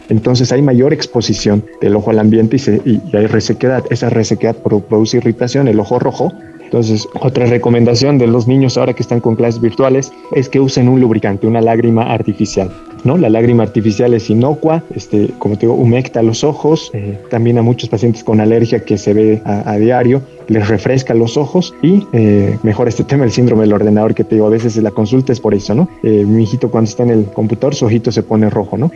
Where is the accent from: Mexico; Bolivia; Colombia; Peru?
Bolivia; como buen boliviano